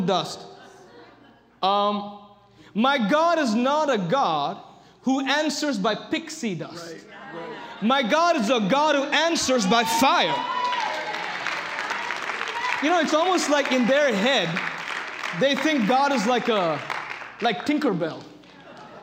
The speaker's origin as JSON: {"language": "English", "country": "India", "said": "I come from India."}